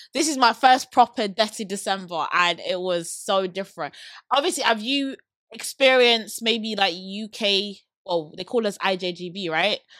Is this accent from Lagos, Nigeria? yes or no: no; Abeokuta, Ogun State, Nigeria; now in London, United Kingdom; I was born in Nigeria. I'm a born and bred Nigerian girl